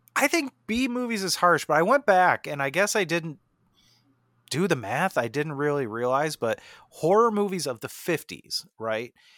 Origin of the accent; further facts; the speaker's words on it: Jamestown, New York, United States; starring Lucio Ball from my hometown